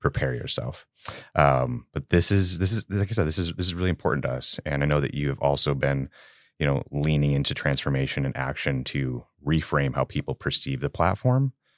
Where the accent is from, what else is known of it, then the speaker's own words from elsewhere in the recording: Chicago, Illinois, United States; I am a born and raised Chicago native, uh, myself from the South Side